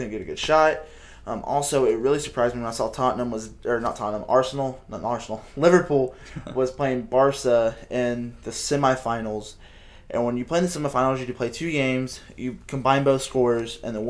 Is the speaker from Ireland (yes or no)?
no; Netherlands; I call them Ajax because I'm up from the Netherlands.